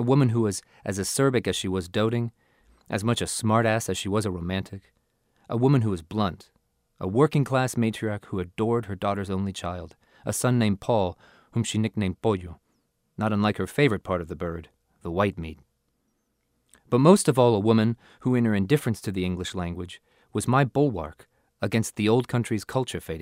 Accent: the South, United States; first language Spanish; English is a second language; My Spanish is a first language that began to fade during a boyhood in the South

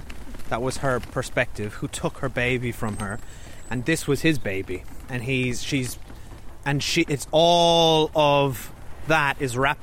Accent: Ireland; when we were growing up in Ireland in the 80s and 90s

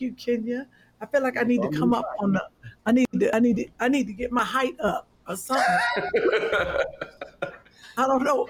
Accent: Cleveland, Ohio, United States; accent: country; I'm from Cleveland, so I got a country accent

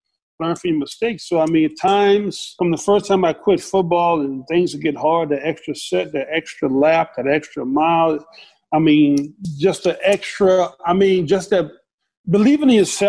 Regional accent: the South, United States; my house growing up in the South

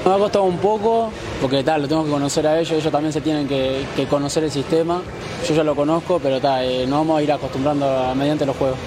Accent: Mexico; moved away as an adult; also born or lived in Europe; soy mexicano, que crecí aquí, que me, crié aquí, que, más allá que he estado toda mi carrera en Europa, soy más mexicano que, el nopal.

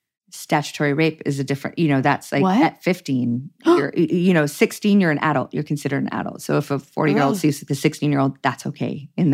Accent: Toronto, Ontario, Canada; Toronto proper, yeah.

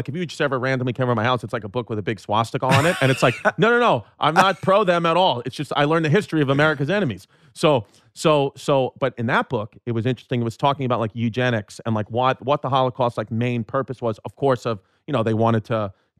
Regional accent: Brooklyn, New York, United States; Yeah, well, we're from Brooklyn, so it's all Chinese to us.

